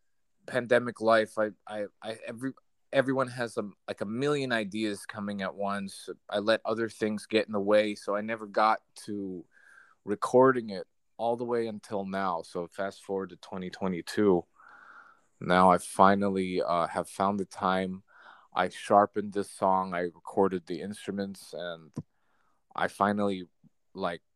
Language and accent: English; New Jersey, United States; moved away; I'm from New Jersey originally